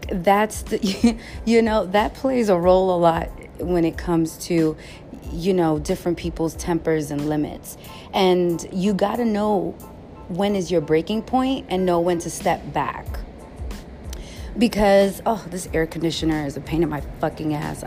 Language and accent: English; New York City, New York, United States; I'm from the Bronx